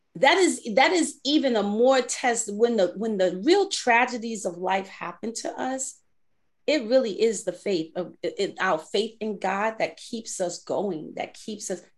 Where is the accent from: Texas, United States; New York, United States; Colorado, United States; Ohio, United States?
New York, United States; New York City; I grew up in the Bronx